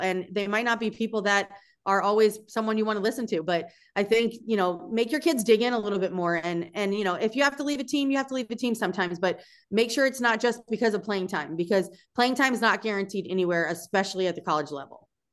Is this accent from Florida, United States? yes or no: yes; South Florida, United States; moved away as an adult; also born or lived in Madison, Wisconsin; growing up in South Florida